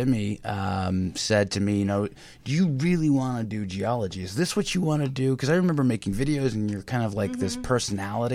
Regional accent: San Francisco, California, United States; we grew up in San Francisco. We're sixth generation San Francisco

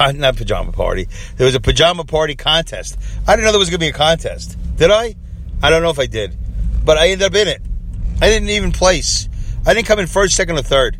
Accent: New York, United States; I was from New York

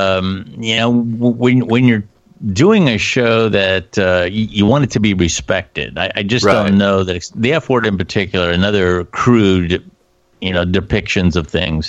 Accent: Canton, Ohio, United States; He's from my hometown. As a matter of fact, he and I went to the same high school

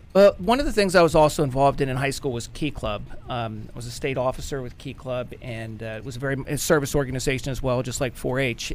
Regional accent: Clarksburg, West Virginia, United States; I grew up in Clarksburg, West Virginia

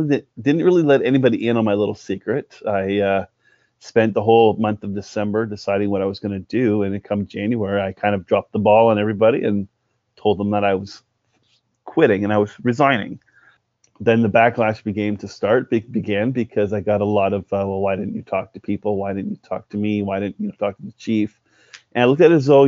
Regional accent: Cornwall, Ontario, Canada; now in Stratford, Canada; I was born and raised in Cornwall, Ontario

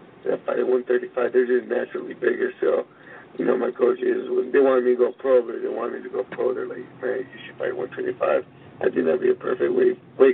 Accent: California, United States; I was born in California

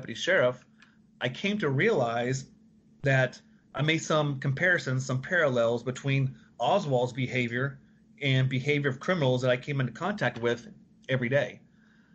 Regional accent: Dallas, Texas, United States; I grew up in Dallas

